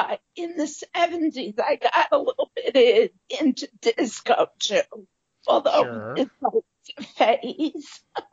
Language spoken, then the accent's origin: English; Bronx, New York, United States; Okay, so I'm a Bronx native, formerly of the neighborhood known as Norwood, that's in the North Bronx